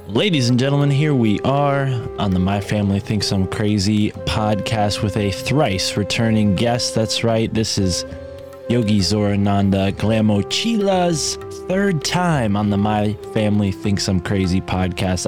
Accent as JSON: {"language": "English", "country": "United States", "said": "as an American"}